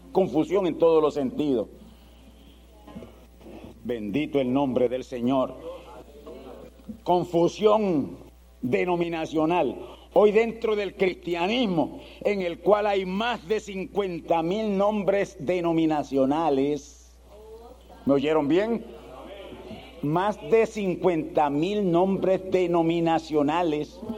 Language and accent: Spanish; Spain; Yo soy español. Usted es español. Y no hemos nacido ni por allá, por Islas Canarias, ni ningún sitio de eso.